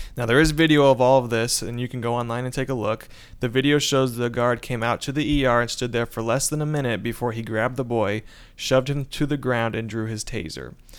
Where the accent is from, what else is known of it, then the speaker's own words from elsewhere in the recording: Warren, Indiana, United States; I am from Warren, Indiana